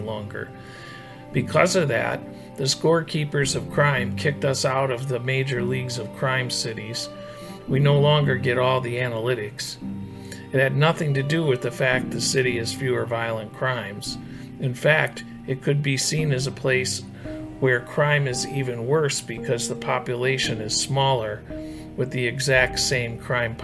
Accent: Flint, Michigan, United States; Welcome to Flint. My hometown sure isn't the mythical Mayberry

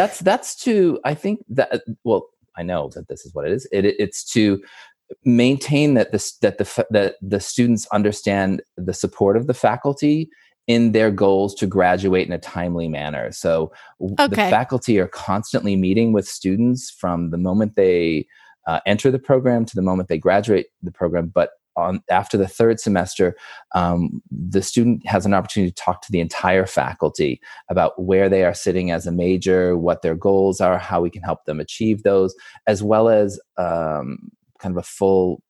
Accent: New England, United States; moved away as an adult; also born or lived in Paris / Tampa; I'm here in New England, which is where I was born and raised

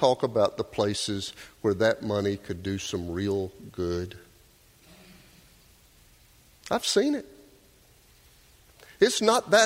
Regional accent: Doraville, Georgia, United States; Melissa and I grew up in Doraville

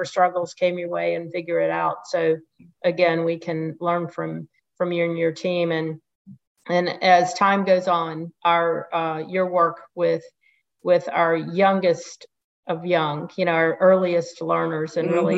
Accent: Pensacola, Florida, United States; my hometown here in Pensacola, Florida

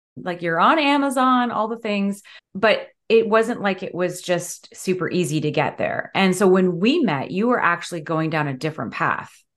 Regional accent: London, Ontario, Canada; my hometown, London, Ontario

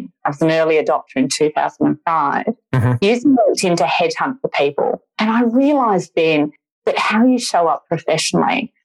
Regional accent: Perth, Western Australia, Australia; moved away as an adult; now in Sydney, Australia; I'm not from Sydney originally. I'm originally from Perth

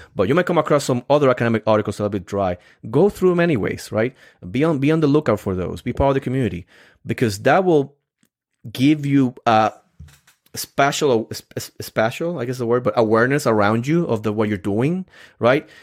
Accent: Puerto Rico; English is a second language; moved away; I'm come from Puerto Rico, so I'm, I'm still, even though I've been here for so many years, I'm still learning all these phrases

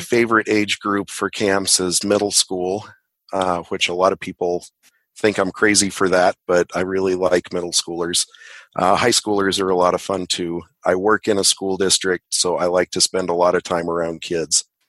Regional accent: Boulder, Colorado, United States; also born or lived in Longmont, Colorado; I'm a Colorado native, like Robin said, born in Boulder, and I uh, live just outside of Longmont in the foothills

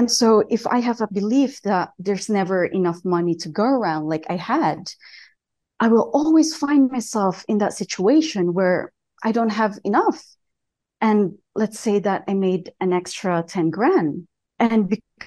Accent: southern Philippines, Philippines; moved away as an adult; now in Colorado, United States; I told you I was from Colorado, but I actually moved there when I was 18. I grew up in a small village in the south of Philippines

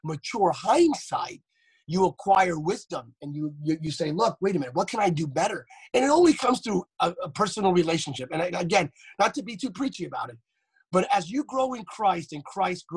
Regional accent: Pennsylvania, United States; growing up in Pennsylvania, a nerd, my parents are not preachers

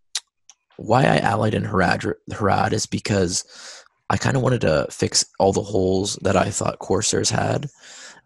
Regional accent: United States; I'm American

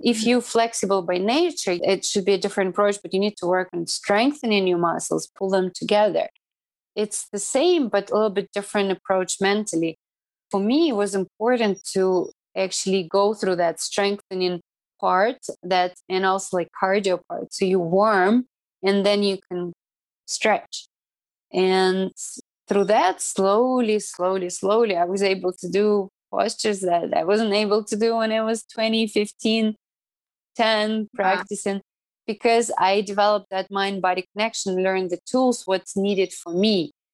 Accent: Irkutsk, Irkutsk Oblast, Russia; English is a second language; moved away as an adult; also born or lived in New York, United States; now in Cayman Islands; my hometown in, in Irkutsk

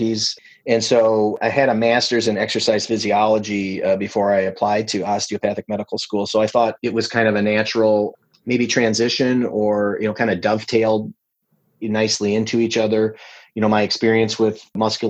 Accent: La Crosse, Wisconsin, United States; a hospital I was working at in my hometown of La Crosse

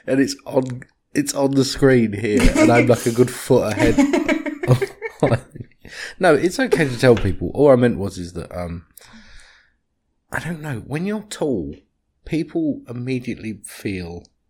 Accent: United Kingdom; now in United States; I'm British.

